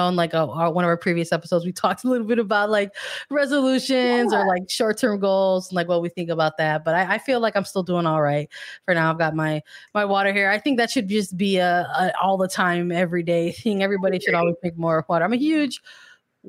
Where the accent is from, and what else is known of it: United States